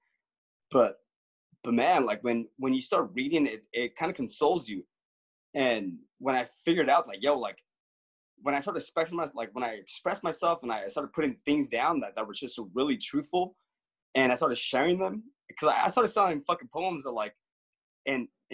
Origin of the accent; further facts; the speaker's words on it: Los Angeles, California, United States; I grew up in Los Angeles